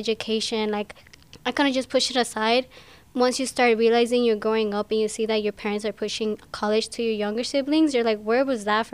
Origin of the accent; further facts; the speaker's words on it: Arandas, Jalisco, Mexico; now in Ann Arbor, United States; My parents, well, not just my parents, but all of us, we're all from Arandas, Jalisco